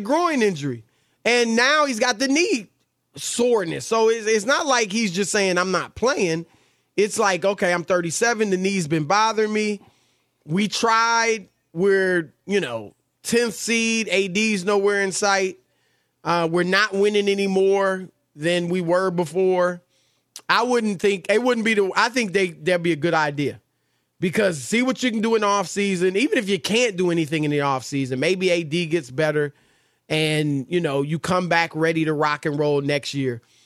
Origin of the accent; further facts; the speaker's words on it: Cleveland, Ohio, United States; I'm from Cleveland